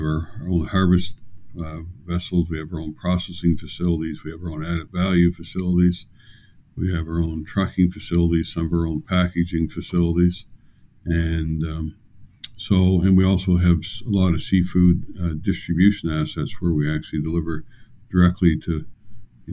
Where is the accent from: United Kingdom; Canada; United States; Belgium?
Canada; St. George, New Brunswick; also born or lived in Blacks Harbour, New Brunswick; I was born in Blacks Harbour and grew up in Charlotte County, St. George area